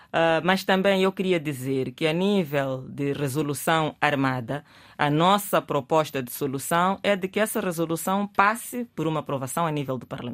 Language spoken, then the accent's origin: Portuguese; Mozambique; nós queremos como moçambicanos